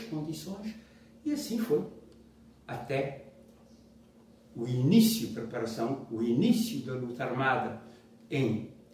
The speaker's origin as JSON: {"language": "Portuguese", "town": "Mindelo", "region": "São Vicente", "country": "Cape Verde", "tie": "born or raised there", "also_born_or_lived": "Porto, Portugal", "moved": "as an adult", "said": "é um cabo-verdiano dessas ilhas. Uh, nasci em São Vicente."}